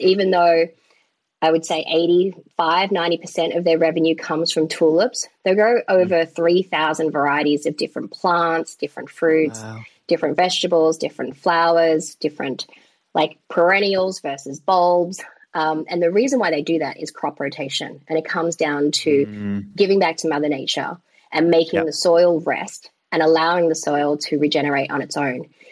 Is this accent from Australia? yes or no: yes; Melbourne, Victoria, Australia; moved away as an adult; also born or lived in New York; now in Netherlands; I'm Chinese Vietnamese by descent, born and raised in Melbourne, hence the accent